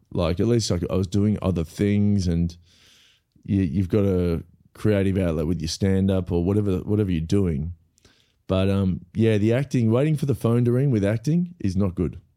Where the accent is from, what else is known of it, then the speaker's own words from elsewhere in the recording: Melbourne, Victoria, Australia; also born or lived in Los Angeles; I grew up in Melbourne